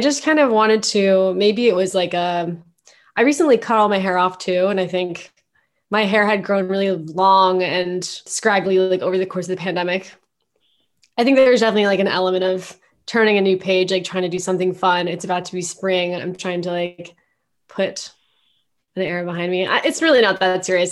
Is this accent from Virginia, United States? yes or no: no; Mountain View, California, United States; moved away as an adult; also born or lived in San Francisco; now in New York, United States; I grew up in Mountain View